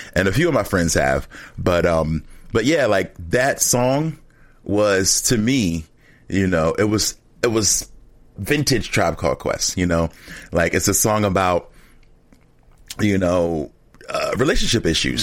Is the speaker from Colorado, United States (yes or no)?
no; Philadelphia, Pennsylvania, United States; I'm from Philadelphia